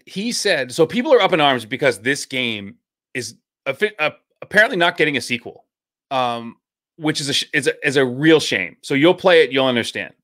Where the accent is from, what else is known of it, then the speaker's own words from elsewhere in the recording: New Hampshire, United States; growing up in New Hampshire